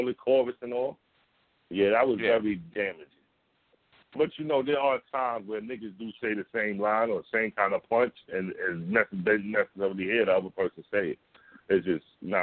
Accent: New York, United States; I'm a New Yorker.

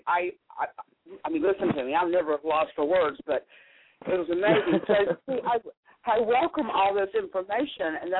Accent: North Carolina, United States; accent: southern; also born or lived in Florida; I was born in North Carolina. I've lived all over Florida, North Carolina. But North Carolina is what I call home

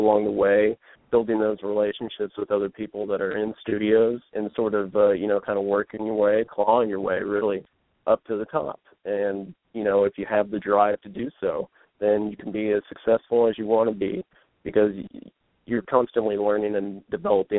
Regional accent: Dallas, Texas, United States; my hometown here in Dallas

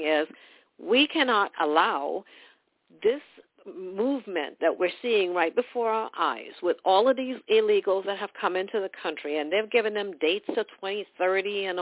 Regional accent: Trinidad & Tobago; now in United States; I'm from Trinidad, West Indies

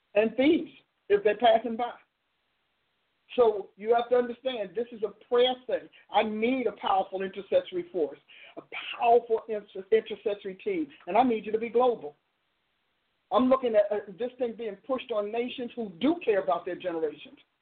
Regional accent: New Jersey, United States; I'm from New Jersey, and so I'm saying logos in my my part of Jersey.

